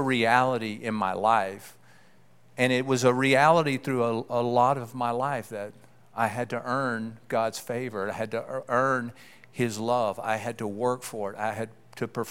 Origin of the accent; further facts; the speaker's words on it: Keithville, Louisiana, United States; I grew up in Louisiana, a small town, a sprawling metropolis of Keithville, Louisiana